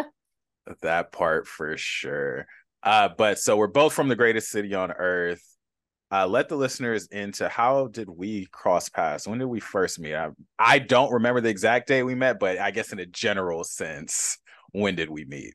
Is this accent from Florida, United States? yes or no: no; Los Angeles, California, United States; my hometown of Los Angeles